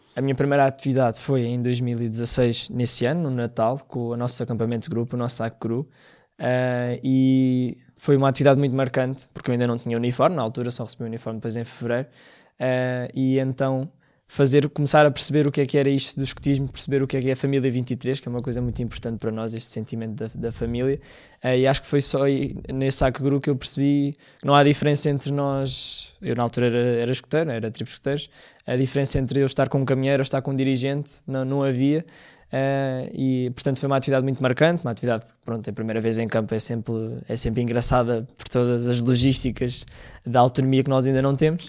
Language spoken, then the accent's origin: Portuguese; Mões, Viseu, Portugal; moved away; foi na minha terra